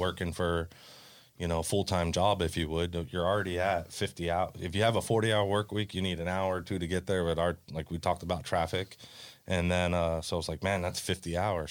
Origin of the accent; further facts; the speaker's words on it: Hollywood, Florida, United States; growing up in Hollywood, every single house is right on top of each other